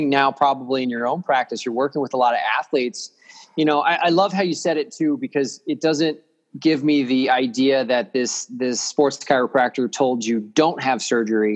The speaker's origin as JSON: {"language": "English", "town": "Chicago", "region": "Illinois", "country": "United States", "said": "I'm from Chicago"}